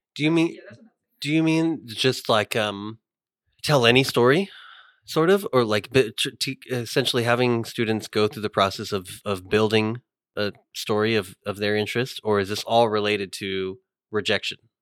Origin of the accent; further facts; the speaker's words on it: California, United States; moved away as an adult; now in Hattiesburg, United States; I'm from California.